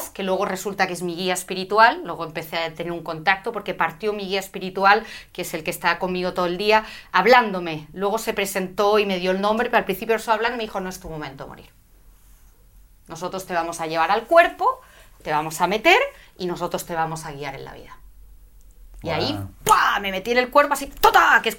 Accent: Madrid, Community of Madrid, Spain; moved away as an adult; also born or lived in London, United Kingdom / United States; Sí, soy madrileña, nací en Madrid

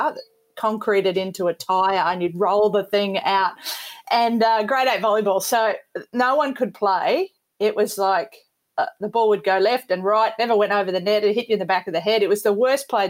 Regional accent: Townsville, Queensland, Australia; I was a Townsville born, and my grandma and granddad were from Ayr, A-Y-R

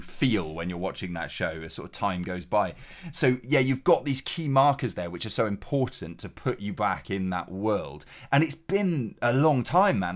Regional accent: Cheltenham, South West England, United Kingdom; G C H Q is in my hometown.

